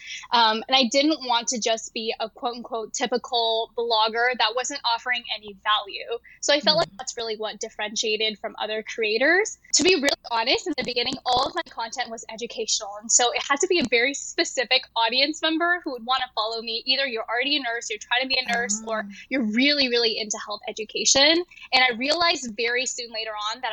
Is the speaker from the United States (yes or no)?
yes; Bay Area, California, United States; also born or lived in Japan / Taiwan; I was actually born in Japan. My family is from Taiwan, and we moved to America when I was 3 years old. And so I grew up in California, in the Bay Area